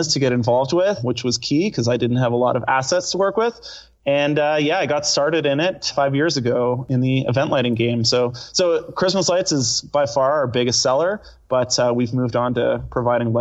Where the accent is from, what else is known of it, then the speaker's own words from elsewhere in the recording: Victoria, British Columbia, Canada; I was originally born in British Columbia, so I'm from Vancouver Island, a town of Victoria.